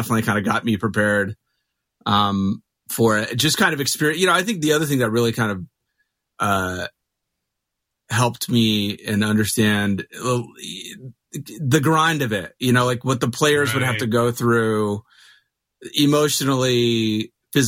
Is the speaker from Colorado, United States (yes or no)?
no; Mesa, Arizona, United States; now in Phoenix, United States; So I grew up in Mesa